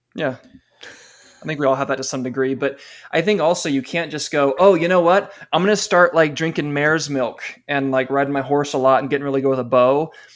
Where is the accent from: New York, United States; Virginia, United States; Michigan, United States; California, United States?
California, United States; now in Utah, United States; I live in Utah now, but I'm from California.